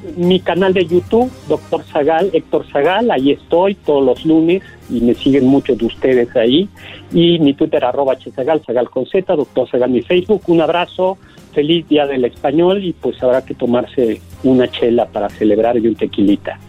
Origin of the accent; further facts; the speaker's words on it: Mexico City, Mexico; accent: chilango; Los chilangos, digamos, de clase media, tenemos un acento menos, como más neutral